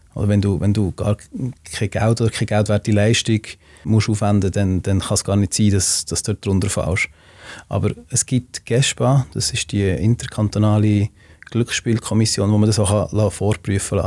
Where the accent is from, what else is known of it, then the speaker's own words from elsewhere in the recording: Switzerland; wir haben als Schweizer